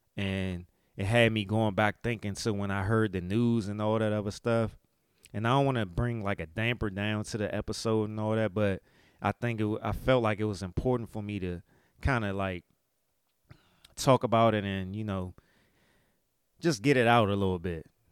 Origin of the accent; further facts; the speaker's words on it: United States; me being an American and dealing with inflation